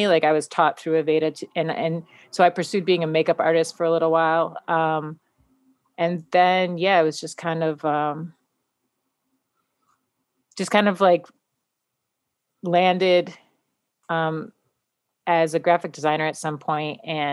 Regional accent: Buffalo, New York, United States; now in New York City, United States; where I grew up in Buffalo, like South Buffalo

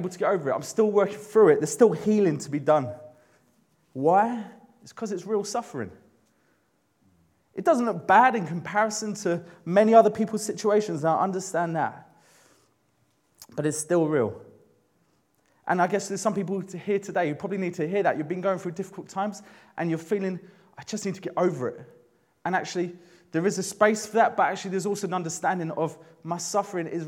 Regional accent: London, United Kingdom; moved away as an adult; I grew up in London.

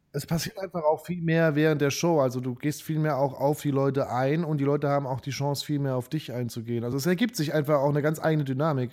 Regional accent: Saarbrücken, Saarland, Germany; moved away; also born or lived in Nuremberg / Berlin; komm aus Saarbrücken

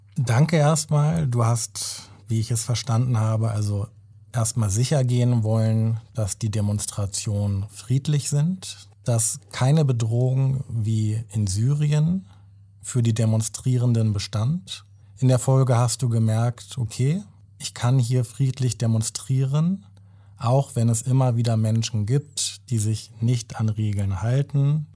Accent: Germany; Ich bin in Deutschland geboren, ich bin hier aufgewachsen.

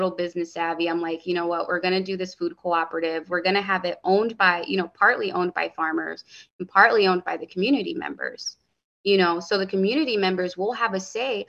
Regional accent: Hartford, Connecticut, United States; growing up in Hartford, the bodegas, the corner store, they fed me and my sisters.

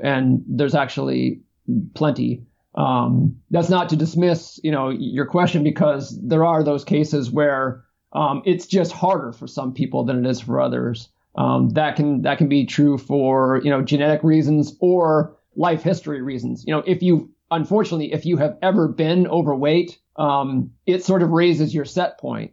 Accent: East Coast, United States; moved away as an adult; now in California, United States; so I grew up on the East Coast, and when I moved to California in 1995

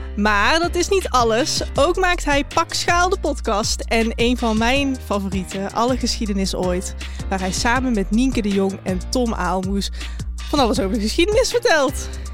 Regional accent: Eindhoven, North Brabant, Netherlands; Ik kom uit Eindhoven

